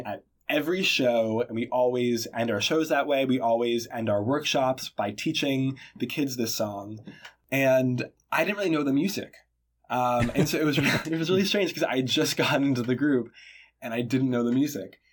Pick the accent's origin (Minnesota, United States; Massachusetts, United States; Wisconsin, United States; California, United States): Massachusetts, United States; Boston; I am from Boston, Massachusetts